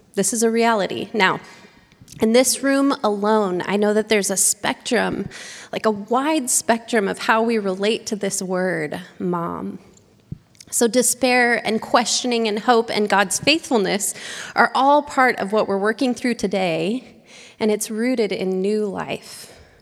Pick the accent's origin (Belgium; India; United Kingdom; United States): United States; Oregon; moved away as an adult; now in San Diego, United States; I had stayed in my hometown